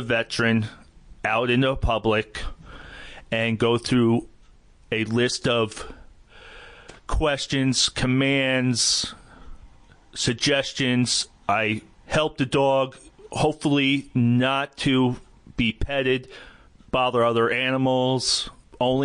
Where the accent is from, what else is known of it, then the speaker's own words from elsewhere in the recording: Callicoon, New York, United States; I am a resident of Sullivan County. I grew up in a little town called Calicoon. Was there all my life with the exception of my time in the service.